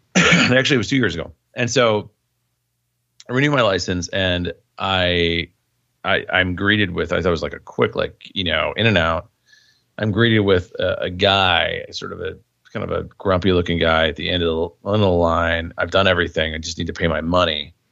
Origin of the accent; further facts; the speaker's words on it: Indiana, United States; moved away as an adult; now in Illinois, United States; I was born in Indiana. Um, I, you know, lived there temporary, I mean, before I, I left in college.